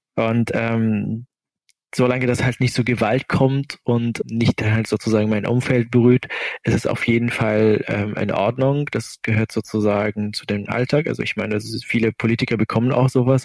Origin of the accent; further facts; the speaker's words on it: Syria; German is a second language; moved away as an adult; now in Kiel, Germany; Ich habe dort irgendwie meine Kindheit irgendwie schon mal erlebt